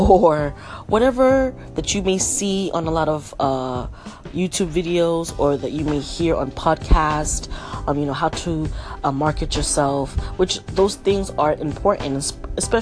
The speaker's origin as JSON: {"language": "English", "town": "New York City", "region": "New York", "country": "United States", "tie": "born or raised there", "also_born_or_lived": "Florida", "moved": "yes", "said": "Born and raised in Brooklyn, New York. Well, I'll say partly raised, because I was also partly raised in Florida"}